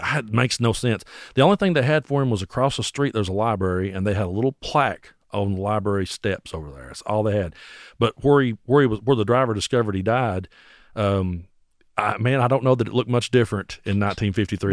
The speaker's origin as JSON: {"language": "English", "area": "Bell County", "region": "Kentucky", "country": "United States", "tie": "born or raised there", "also_born_or_lived": "Tazewell, Tennessee", "said": "I grew up in Bell County, Kentucky"}